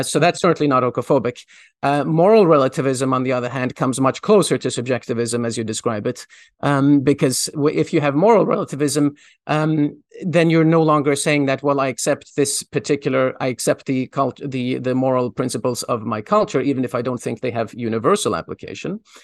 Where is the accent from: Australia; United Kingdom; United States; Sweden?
Sweden; moved away; I, I grew up in Sweden. Um, my, most of my school years were spent in Sweden